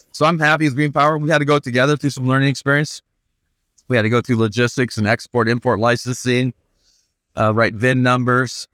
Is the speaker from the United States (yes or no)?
yes; Flint, Michigan, United States; also born or lived in Purdue University, Indiana / Bloomfield Hills, Michigan; I grew up in Flint, Michigan, so I was thirteen and moved down to Bloomfield Hills, Michigan.